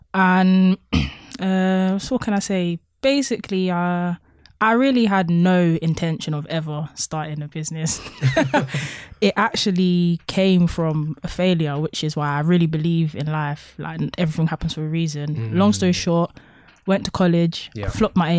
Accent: Thornton Heath, London, United Kingdom; moved away as an adult; now in Birmingham, United Kingdom; I was born on the 1st of February and I'm the best, I'm number 1. Yeah. And 7 because I'm from Fulton Heath, that's known as the 7.

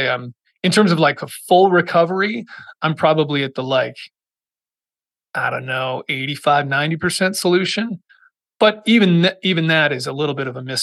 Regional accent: Massachusetts, United States; moved away as an adult; I grew up in Massachusetts

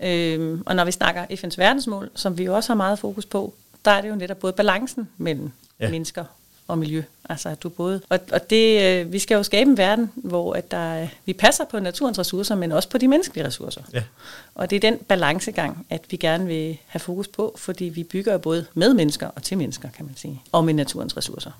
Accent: South Funen, Southern Denmark, Denmark; jeg er vokset op faktisk på Sydfyn

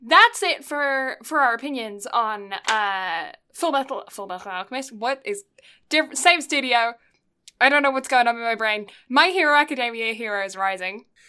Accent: Canada; being a Canadian

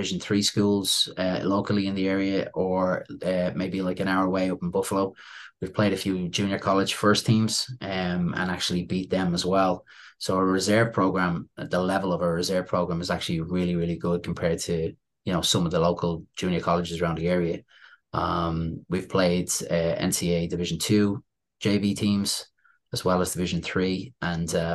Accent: Dublin, Leinster, Ireland; moved away as an adult; also born or lived in Syracuse, New York, United States; now in New York, United States; Growing up in Dublin, Ireland, when I was playing with my club team

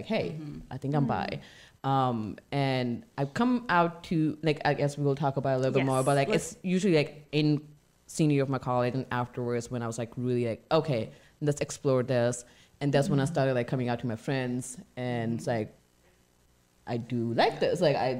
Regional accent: India; moved away; So I grew up in India.

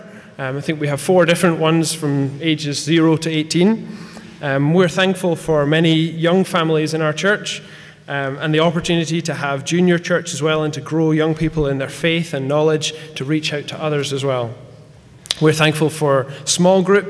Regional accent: Scotland, United Kingdom; now in Cork, Ireland; I'm originally from Scotland

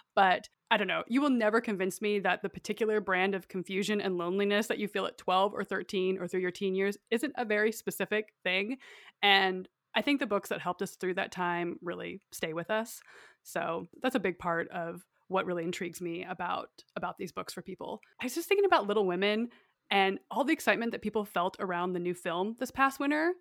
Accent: Idaho, United States; I, like I said, grew up in a really rural area, it's quite isolated, and I went to school in my small town

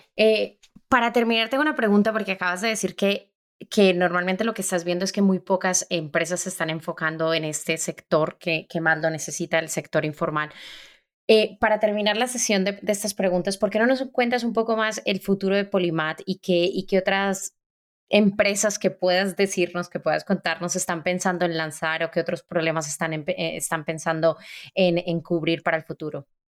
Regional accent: Colombia; Como colombiana

